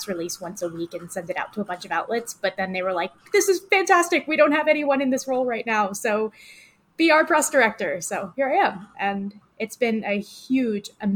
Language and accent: English; Connecticut, United States; moved away as an adult; now in Los Angeles, United States; I'm from Connecticut. I worked out there doing consumer product PR and a little bit of healthcare. I moved out to LA in 2016.